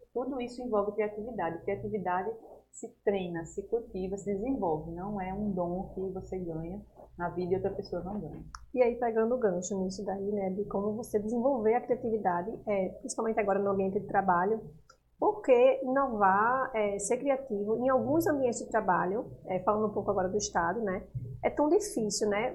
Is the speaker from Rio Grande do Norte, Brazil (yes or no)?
yes; Natal, Rio Grande do Norte, Brazil; moved away; lá em Natal, que eu sou de lá, sou potiguar